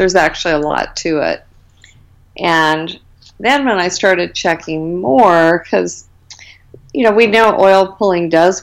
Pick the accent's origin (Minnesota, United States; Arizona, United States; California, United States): Arizona, United States; I grew up in Arizona, and so I've basically been here my whole life